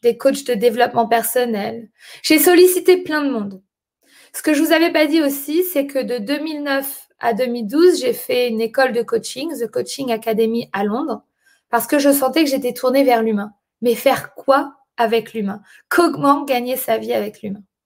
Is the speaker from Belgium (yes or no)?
no; France; moved away as an adult; also born or lived in London; je suis née en France et j'ai grandi en France, je suis française